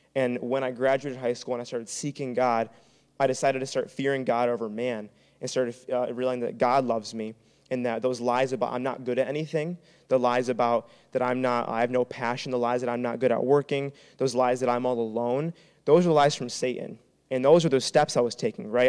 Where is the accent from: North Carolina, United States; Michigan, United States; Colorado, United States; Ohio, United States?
Michigan, United States; Traverse City; moved away as an adult; now in Grand Rapids, United States; I'm from Traverse City